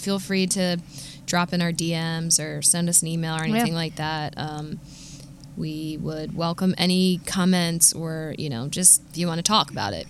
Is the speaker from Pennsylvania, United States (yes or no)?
yes; Philadelphia, Pennsylvania, United States; if you don't know, I am from Philadelphia.